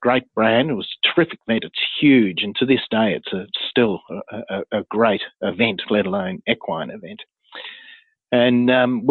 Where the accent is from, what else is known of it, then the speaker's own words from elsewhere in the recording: Australia; being an Aussie